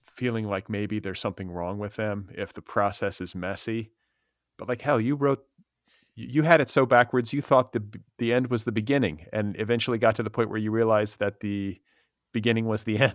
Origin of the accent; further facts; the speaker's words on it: Los Angeles, California, United States; my hometown